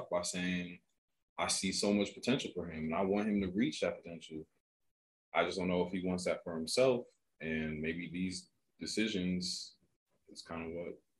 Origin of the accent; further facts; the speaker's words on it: Las Vegas, Nevada, United States; We are from the West